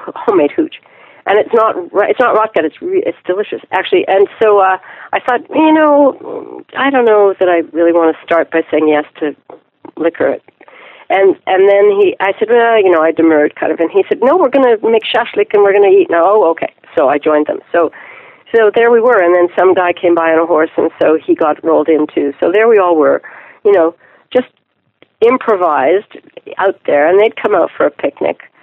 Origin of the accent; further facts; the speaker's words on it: Ottawa, Ontario, Canada; also born or lived in Quebec City; I grew up uh, mostly in Ottawa, Ontario, Canada